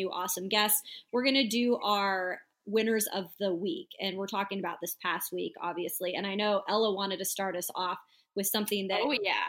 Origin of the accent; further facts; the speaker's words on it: Spokane, Washington, United States; my hometown of Spokane, Washington